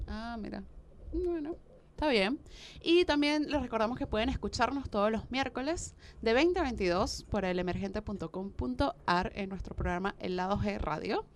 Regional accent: Venezuela; moved away as an adult; now in Argentina

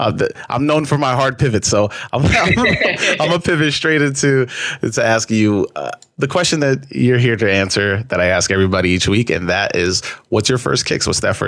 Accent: New York City, New York, United States; I lived by Left Rack most of my, like growing up, I lived by Left Rack

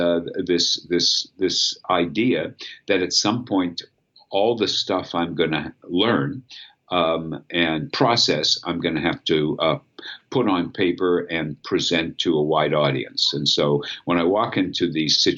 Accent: Pittsburgh, Pennsylvania, United States; going back to my hometown afterwards

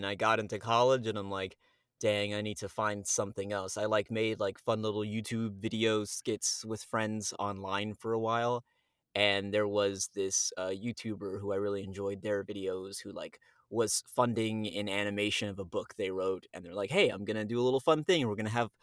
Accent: Miami, Florida, United States; moved away as an adult; also born or lived in New York; now in Texas, United States; I was raised in Miami.

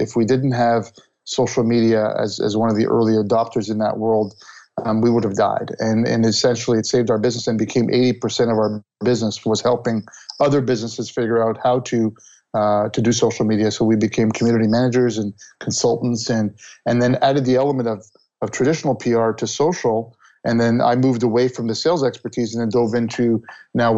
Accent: Montreal, Quebec, Canada; when I grew up in Montreal and I went to Concordia University

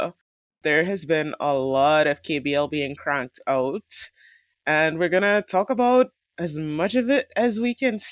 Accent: Trinidad & Tobago; I am from Trinidad.

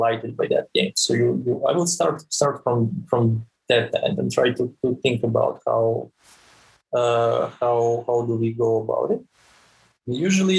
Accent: Serbia; moved away as an adult; also born or lived in Switzerland / Tampere, Finland; now in Helsinki, Finland; I'm originally from Serbia

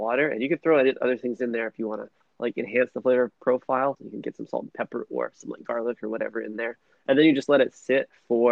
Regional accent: Canada

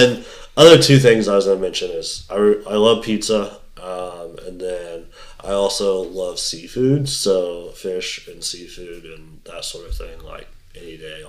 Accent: Indiana, United States; moved away as an adult; now in near Cleveland, United States; So we live in Indiana, or I grew up in Indiana. My parents live in Indiana

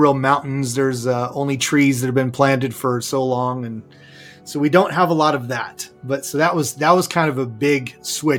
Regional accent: Santa Clarita, California, United States; moved away as an adult; also born or lived in Redding, California / Dallas, Texas; now in McKinney, Texas, United States; I'm originally from Southern California. I grew up in a northern part of Los Angeles County, now called Santa Clarita, and lived there for the first 19 years of my life

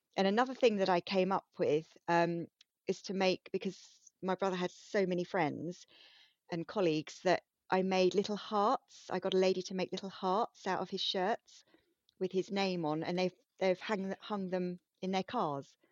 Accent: United Kingdom; being very British

